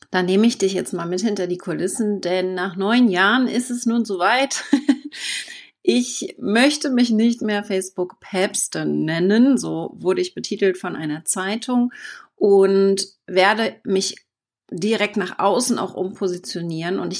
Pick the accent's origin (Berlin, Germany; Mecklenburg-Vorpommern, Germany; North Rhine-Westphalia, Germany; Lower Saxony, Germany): Mecklenburg-Vorpommern, Germany; Wittenförden; also born or lived in New Zealand; Und 2012 ging es dann nach Neuseeland direkt zurück nach Deutschland in mein Heimatdorf nach Wittenförden in Mecklenburg-Vorpommern.